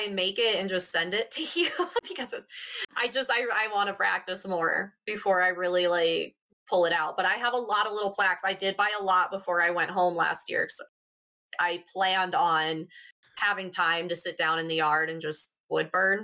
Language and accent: English; South Dakota, United States; moved away as an adult; now in Colorado, United States; I grew up in South Dakota